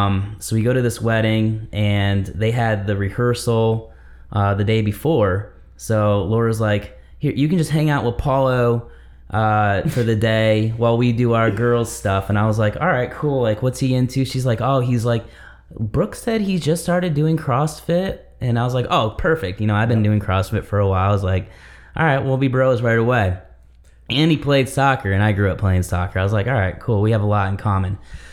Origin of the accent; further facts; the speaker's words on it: Michigan, United States; I grew up in Michigan.